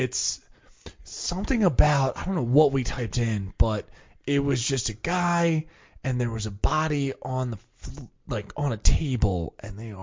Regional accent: Jersey Shore, New Jersey, United States; I grew up on the Jersey Shore

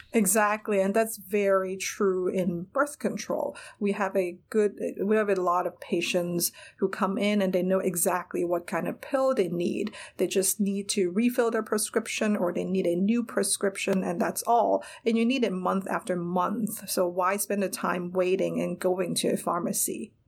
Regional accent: Hong Kong; moved away as an adult; now in United States; I grew up in Hong Kong

